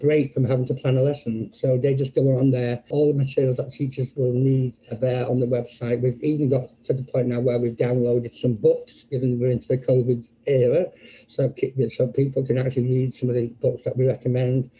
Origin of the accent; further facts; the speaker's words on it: Manchester, North West England, United Kingdom; moved away as an adult; also born or lived in Birmingham; now in Philadelphia, United States; I'm not from America. I'm actually from England, from Manchester, England.